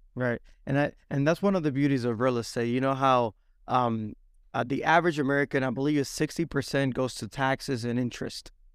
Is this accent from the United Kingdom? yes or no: no; Dominican Republic; now in Alabama, United States; I was born and raised in Dominican Republic, moved to the States back in oh three